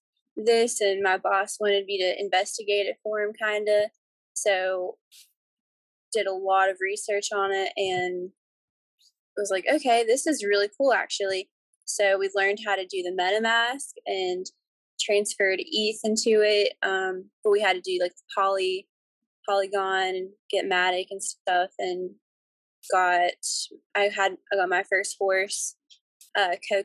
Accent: near Charlotte, North Carolina, United States; I'm from North Carolina, near like the Charlotte area

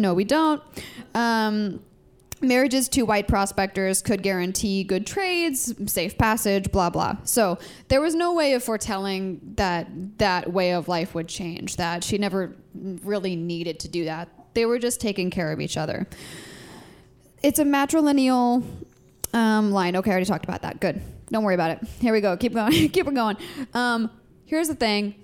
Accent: Ketchikan, Alaska, United States; I grew up in Southeast Alaska. I am really lucky that in Southeast Alaska, in my town specifically, Ketchikan

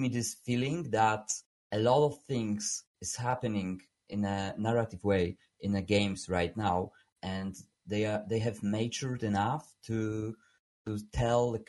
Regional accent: Poland; English is a second language; I'm from Poland. I'm right now in Warsaw

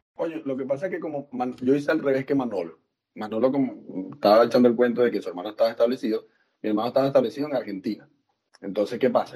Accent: Venezuela; moved away as an adult; also born or lived in Puerto La Cruz / Margarita Island; now in Santiago, Chile; Puerto La Cruz, Margarita, ahora en Chile

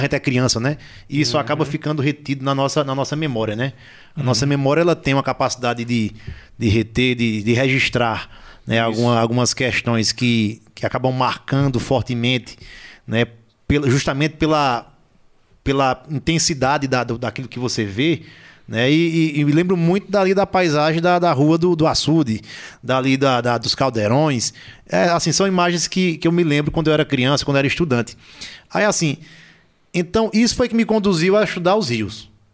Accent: Lajedo, Pernambuco, Brazil; de outros lajedenses também que já saíram do nosso torrão

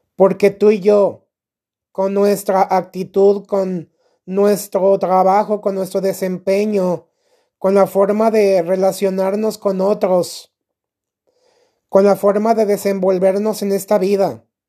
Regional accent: Mexico; Aquí en mi país, México

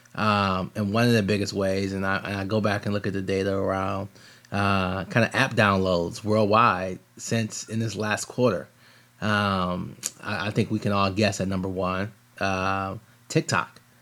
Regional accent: Michigan, United States; I'm from Michigan

